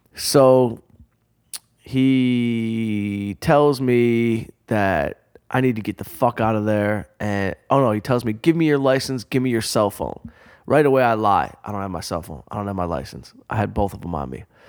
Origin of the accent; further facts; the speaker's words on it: Detroit, Michigan, United States; growing up outside Detroit